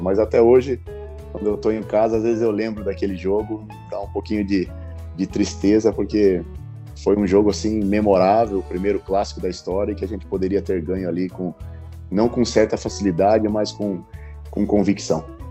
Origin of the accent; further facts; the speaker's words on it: Paraná, Brazil; a gente é paranaense